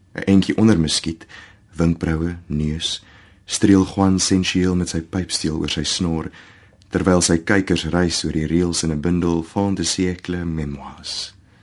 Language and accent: Afrikaans; Nelspruit, Mpumalanga, South Africa; Ek is al die pad van Nelspruit in Mpumalanga